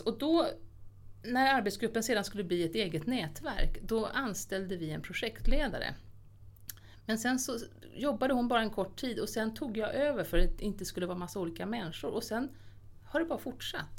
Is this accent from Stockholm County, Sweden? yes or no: yes; Lidingö, Stockholm County, Sweden; Jag är så uppvuxen på Lidingö